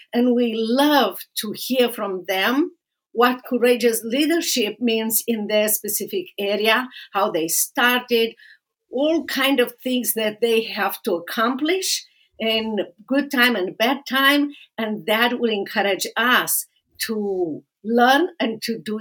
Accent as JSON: {"language": "English", "country": "Romania", "second_language": "English", "moved": "as an adult", "lives_now": "Dallas, United States", "said": "my own experience in socialist communist Romania here in America, started with empty hands when I came to America, empty-handed"}